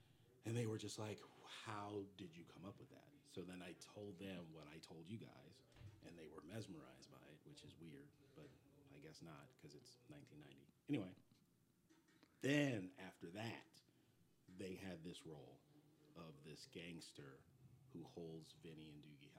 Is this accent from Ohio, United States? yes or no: no; Ventura County, California, United States; also born or lived in Philadelphia, Pennsylvania; I grew up in Ventura County with a bunch of surfers.